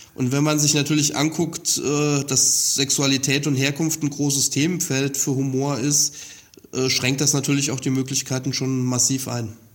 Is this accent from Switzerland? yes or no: no; Saarland, Germany; moved away; also born or lived in Mainz; sehr gute Erinnerungen an die saarländische Phasen, wo ich herkomme